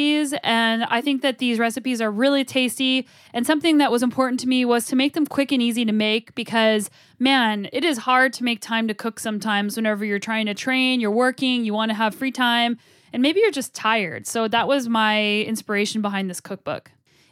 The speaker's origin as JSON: {"language": "English", "town": "Albuquerque", "region": "New Mexico", "country": "United States", "tie": "born or raised there", "said": "I grew up in Albuquerque, New Mexico."}